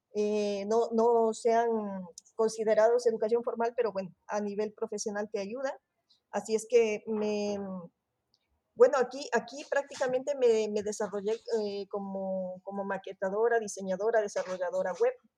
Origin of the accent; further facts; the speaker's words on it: Ecuador; moved away as an adult; also born or lived in Barcelona area, Spain; now in Spain; soy de Ecuador